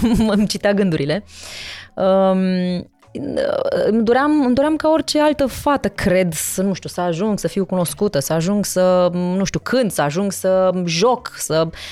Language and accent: Romanian; Târgu Mureș, Mureș County, Romania; also born or lived in Sibiu; now in Bucharest, Romania; M-am născut în Sibiu, da. Uh, am crescut în Târgu Mureș și m-am mutat în București.